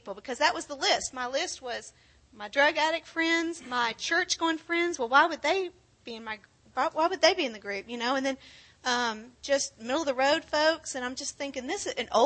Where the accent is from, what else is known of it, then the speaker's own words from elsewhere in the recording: Granbury, Texas, United States; moved away as an adult; also born or lived in Houston; We're from Granbury